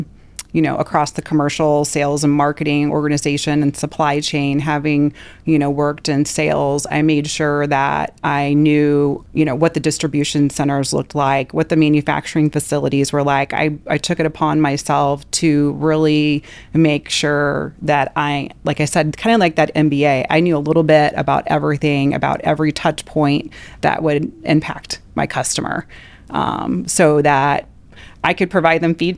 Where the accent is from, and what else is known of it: Midwest, United States; moved away as an adult; also born or lived in Louisiana / Nebraska